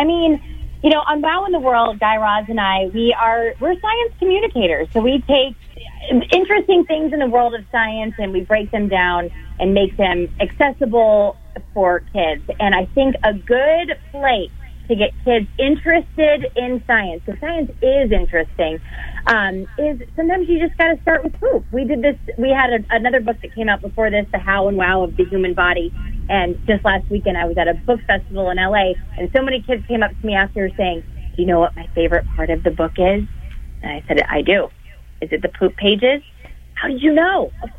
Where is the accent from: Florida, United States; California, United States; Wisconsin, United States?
Florida, United States; Tampa; That's right. I'm from Tampa Bay.